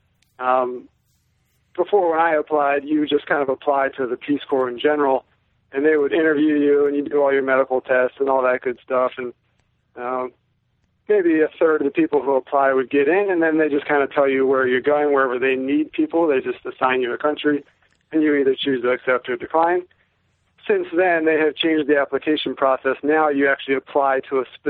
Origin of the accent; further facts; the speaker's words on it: United States; being an American, generally most of us are fluent in English